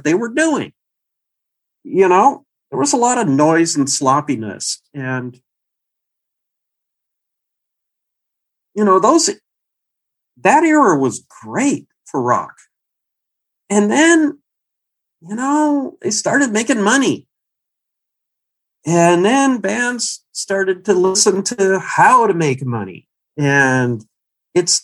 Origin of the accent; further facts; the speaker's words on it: Camarillo, California, United States; I'm from Camarillo